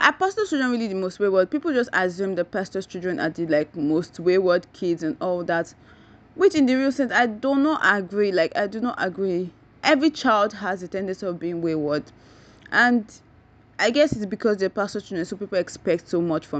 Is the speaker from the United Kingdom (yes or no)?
no; Nigeria; I'm a Nigerian